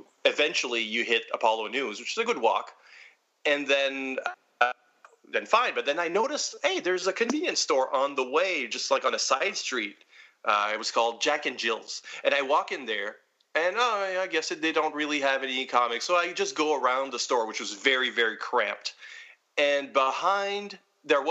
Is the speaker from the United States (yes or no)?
no; Edmundston, New Brunswick, Canada; moved away; my hometown, Edmundston, New Brunswick, where I thankfully don't live anymore